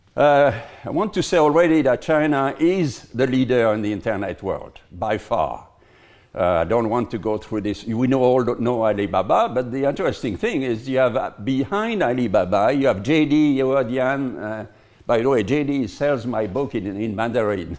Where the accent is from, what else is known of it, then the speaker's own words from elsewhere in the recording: Lyon, Auvergne-Rhône-Alpes, France; in my hometown, in Lyon